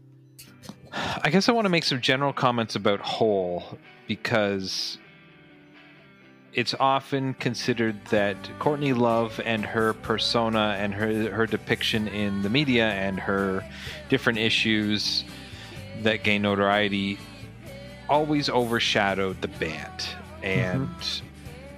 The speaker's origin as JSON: {"language": "English", "country": "Canada", "tie": "born or raised there", "said": "we grew up in Canada"}